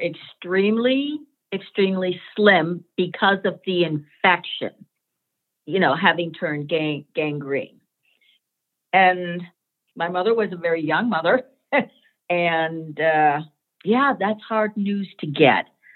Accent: Boston, Massachusetts, United States; I returned to my home in Boston, Massachusetts

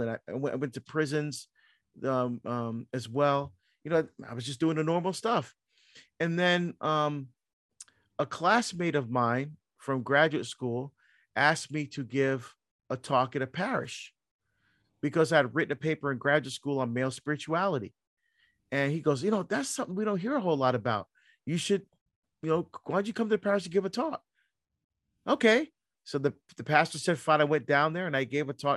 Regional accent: New Jersey, United States; moved away as an adult; also born or lived in Barbados; now in Oregon, United States; I grew up in New Jersey

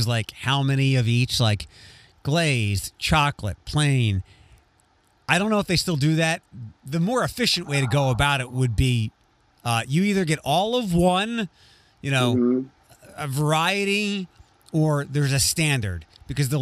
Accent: East Coast, United States; moved away; growing up in the land of Dunkin' Donuts back east

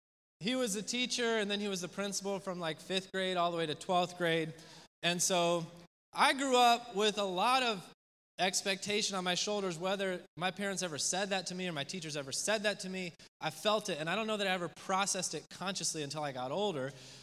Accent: Spain; My parents moved overseas when I was in the third grade, and I grew up in Spain.

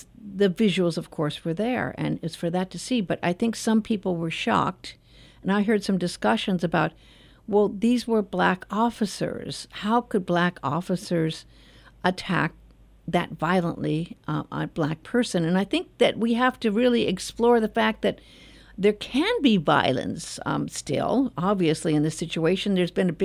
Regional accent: Los Angeles, California, United States; I was born in Los Angeles and raised.

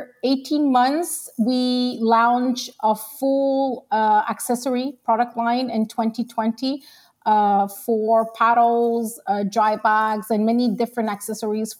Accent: Quebec, Canada; also born or lived in Long Island, New York; I came here to Quebec and I was like a year and a half. Okay. So I'm mostly Canadian

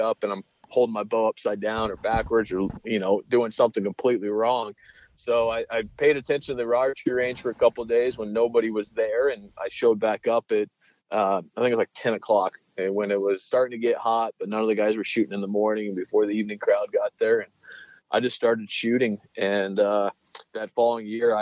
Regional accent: Steamboat Springs, Colorado, United States; I grew up in Steamboat Springs, Colorado

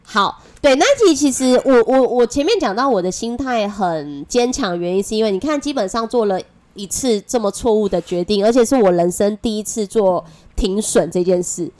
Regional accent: Taiwan; accent: Taiwanese Mandarin; 我是台湾国语界最正的

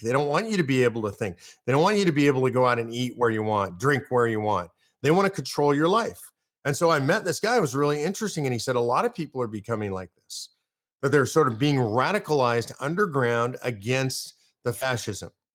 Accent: Austin, Texas, United States; I'm from Austin

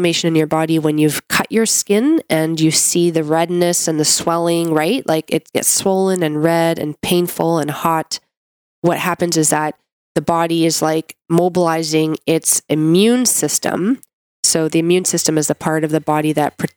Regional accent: Canada; I'm a Canadian medical doctor

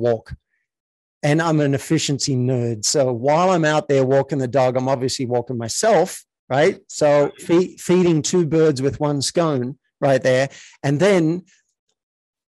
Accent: Australia; I was raised in Australia

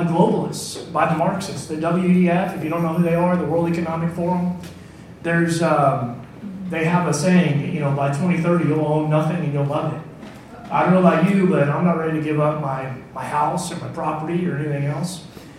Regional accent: Richmond, Texas, United States; I grew up down in Richmond, Texas, not too far from here

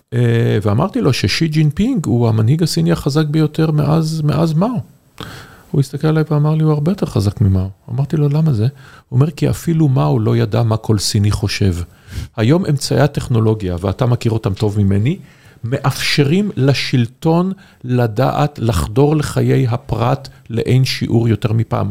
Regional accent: Haifa, Haifa District, Israel; אני חיפאי

